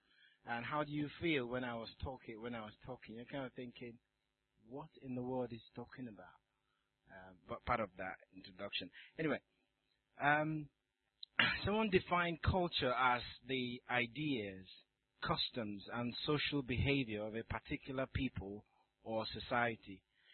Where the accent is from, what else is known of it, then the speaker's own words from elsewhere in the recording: Nigeria; moved away; also born or lived in South Africa; Nigeria, where I come from